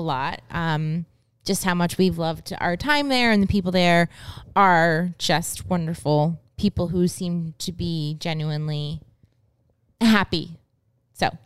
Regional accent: United States; moved away; also born or lived in Japan; we're American

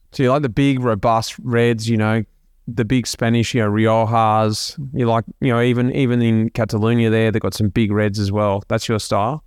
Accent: Melbourne, Victoria, Australia; we're both from Melbourne, we're both from the north side of Melbourne

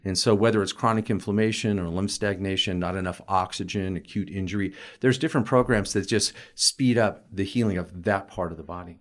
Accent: Colorado, United States; also born or lived in Hartford, Connecticut / Portland, Oregon; I basically lived in Colorado my entire life

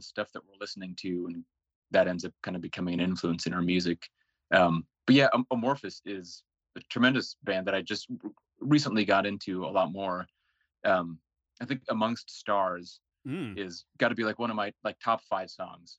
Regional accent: Seattle, Washington, United States; also born or lived in Finland; And I was born in Finland, but moved to the U.S. as a little baby. So I grew up in the Seattle area.

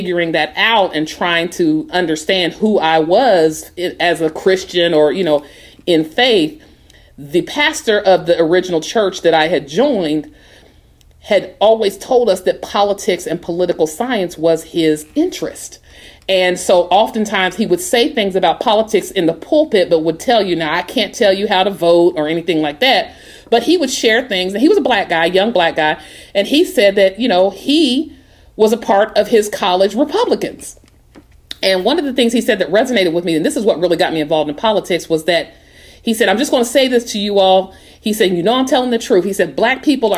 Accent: Portsmouth, Ohio, United States; moved away as an adult; also born or lived in Washington, D.C.; And so I'm from Ohio. I came from Portsmouth, Ohio, small town, and went to Howard University for undergraduate

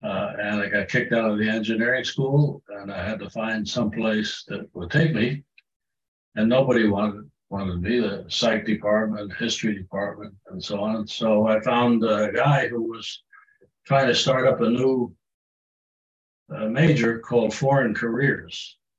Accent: Germany; born there; also born or lived in United Kingdom; Well, I was born in Germany.

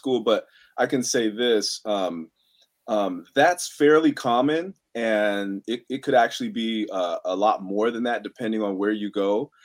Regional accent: San Francisco, California, United States; I grew up in the Mission District of San Francisco.

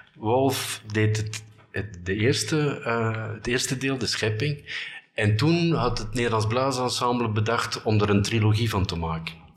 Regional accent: Bruges, Flanders, Belgium; moved away as an adult; also born or lived in Ghent / Brussels; Ik kom uit Brugge

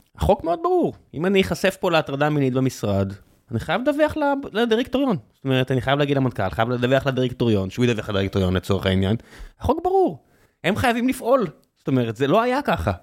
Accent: Israel; כישראלים יהודים

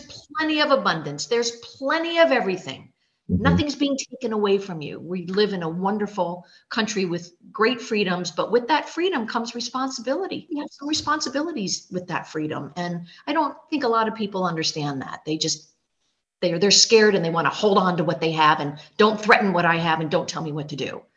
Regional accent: Florida, United States; also born or lived in Germany / New York; I grew up here in Florida. My family has been in in my area of Florida for four generations

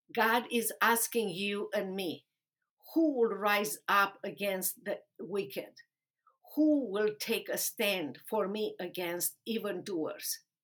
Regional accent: Romania; English is a second language; moved away as an adult; also born or lived in Dallas, Texas; now in United States; I was a lawyer in Romania defending human and religious rights

